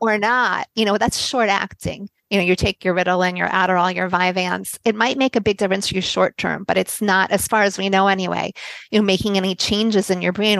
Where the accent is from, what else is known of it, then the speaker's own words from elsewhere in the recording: United States; moved away as an adult; also born or lived in Tel Aviv, Israel; I'm American. We did I did grow up in America and I lived here for the first 30 years of my life